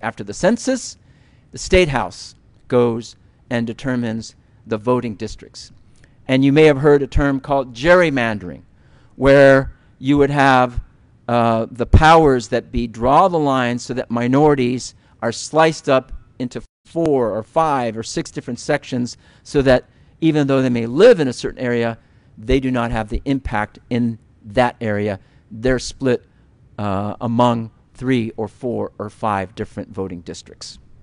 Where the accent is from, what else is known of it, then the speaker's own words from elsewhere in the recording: United States; as American Muslims, as Americans